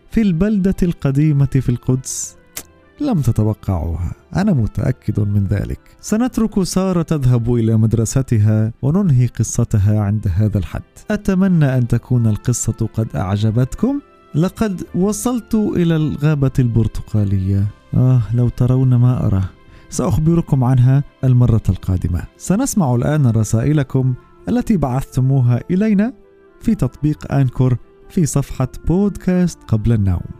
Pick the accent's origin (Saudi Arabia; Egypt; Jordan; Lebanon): Egypt; أنا من مصر عندي سبعة